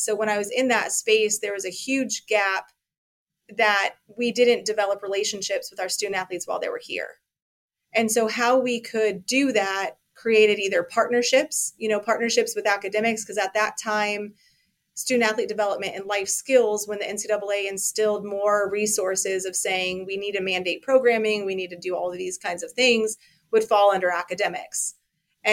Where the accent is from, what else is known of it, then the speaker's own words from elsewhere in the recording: Colorado, United States; moved away as an adult; now in Ames, United States; I'm originally from Colorado.